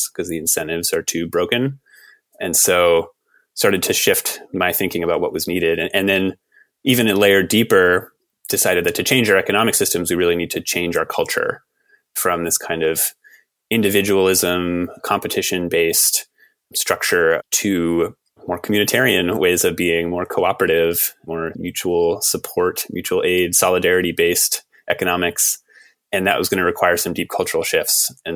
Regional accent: Western Massachusetts, United States; I grew up in Western Massachusetts.

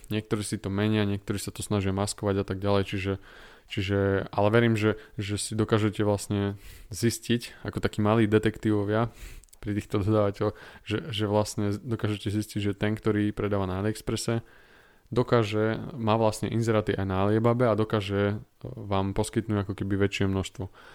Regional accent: Slovakia; som zo, zo Slovenska

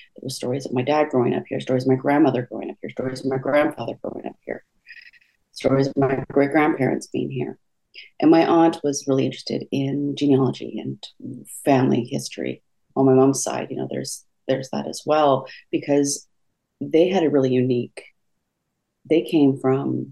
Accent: Enderby, British Columbia, Canada; I grew up in Western Canada.

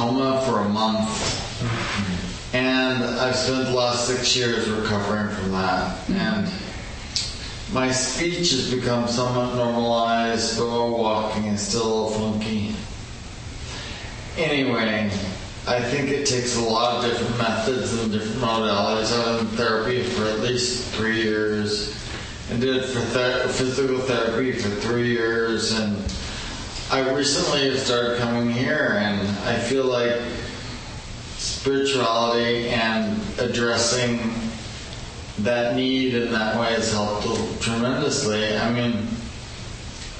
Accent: San Francisco, California, United States; growing up in San Francisco, I was a bartender for a while

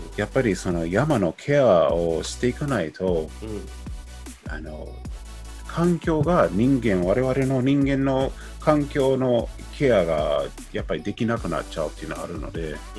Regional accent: United States; Japanese is a second language; now in Japan; 僕ももちろんそのアメリカ出身であの僕はまあなんとなく日本語をね、毎日できて

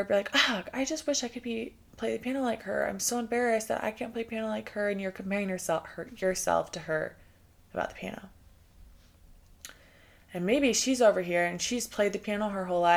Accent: Texas, United States; moved away; I'm from Texas. I love Texas, and I have so much Texas pride

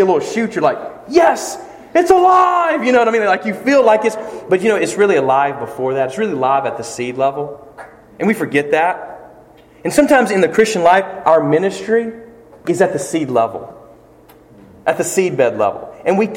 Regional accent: Flint, Michigan, United States; moved away; I walked around in Flint the other day, when I was coming in from Decatur, Mississippi, I was able to stop where Justin and I grew up

